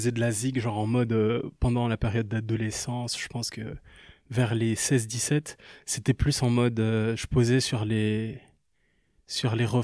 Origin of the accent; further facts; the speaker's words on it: Liège, Wallonia, Belgium; also born or lived in Kinshasa; Je viens de Liège et de Kinshasa.